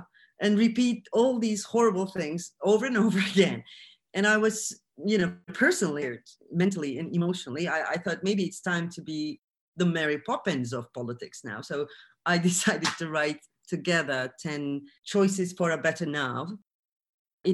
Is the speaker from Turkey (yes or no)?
yes; Turkey; I'm from Turkey